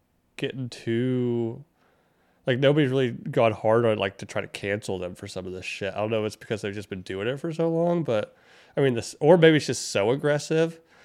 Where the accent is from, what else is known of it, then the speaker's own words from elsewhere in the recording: North Carolina, United States; moved away; When I was growing up in North Carolina